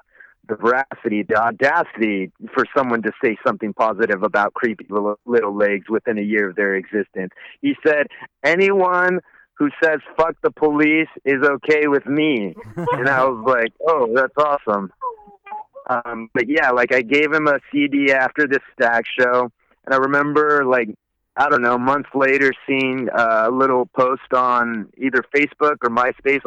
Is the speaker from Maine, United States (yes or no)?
no; Woodland, California, United States; we're both from Woodland. We originally knew each other in like second grade